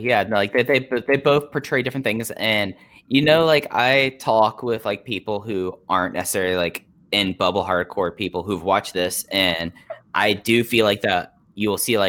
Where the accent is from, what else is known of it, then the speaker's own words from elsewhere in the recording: Dallas, Texas, United States; growing up in Dallas Fort Worth